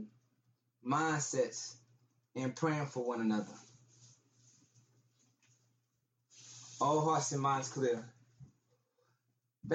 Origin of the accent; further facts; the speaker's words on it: Texas, United States; I'm from Texas